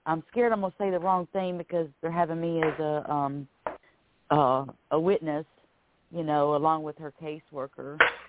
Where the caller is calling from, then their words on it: Florida, United States; I'm calling from Florida.